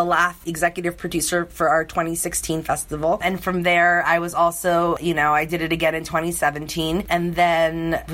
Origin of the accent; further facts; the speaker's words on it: New York, United States; moved away as an adult; now in Los Angeles, United States; I'm originally from New York, and I moved out to LA in 2012